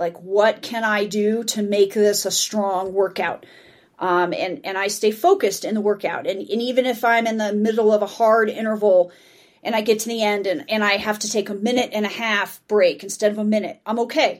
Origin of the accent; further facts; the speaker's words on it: Denver, Colorado, United States; I'm from Denver.